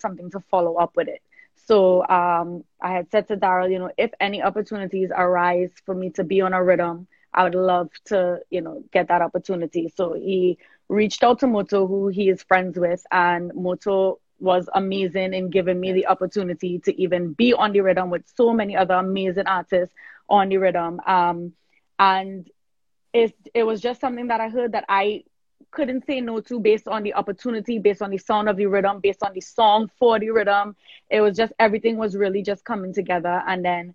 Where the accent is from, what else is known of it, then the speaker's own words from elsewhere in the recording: Trinidad & Tobago; moved away; also born or lived in New York; I was born in Trinidad. I am Trini born. I was born in South Trinidad. I migrated to New York